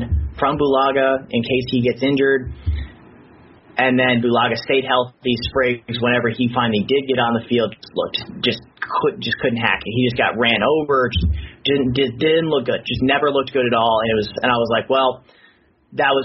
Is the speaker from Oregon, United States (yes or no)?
no; Indiana, United States; I'm from Indiana